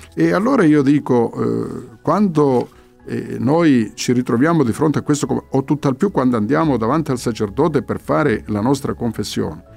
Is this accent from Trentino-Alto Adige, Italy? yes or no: no; Calabria, Italy; sono figlio di questa terra, sono anch'io calabrese